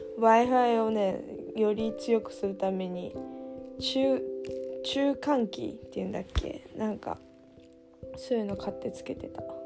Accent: Odawara, Kanagawa, Japan; 小田原なんだけど

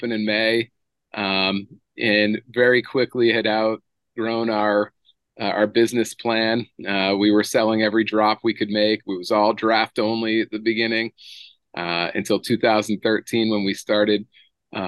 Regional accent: Boston, Massachusetts, United States; moved away as an adult; also born or lived in Memphis, Tennessee / Kings Point, New York; now in Nashville, United States; Originally I'm from Massachusetts, originally from the Boston area.

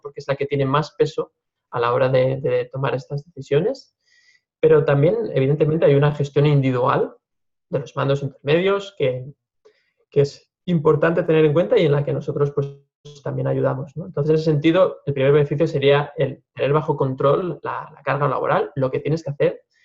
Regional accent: Lleida, Catalonia, Spain; cursé la, carrera de ingeniería técnica forestal en, en mi ciudad natal, en Lleida

